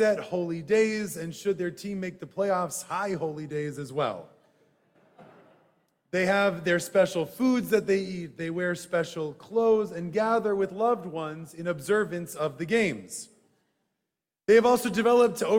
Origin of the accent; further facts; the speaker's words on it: Madison, Wisconsin, United States; Growing up in Madison, Wisconsin, we had to walk past the university football stadium to get to synagogue.